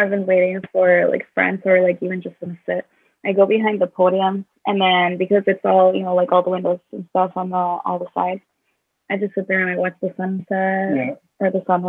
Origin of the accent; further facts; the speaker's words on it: Northwest Michigan, United States; moved away; also born or lived in Southwest Florida; I'm from Northwest Michigan, and, I lived in Southwest Florida for a while.